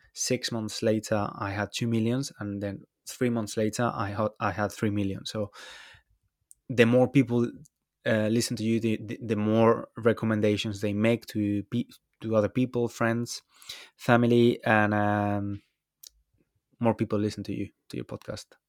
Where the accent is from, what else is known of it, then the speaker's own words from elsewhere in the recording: Valencia, Valencian Community, Spain; moved away as an adult; now in London, United Kingdom; I'm Spanish. I'm from Valencia, although I've been living in London for a few years now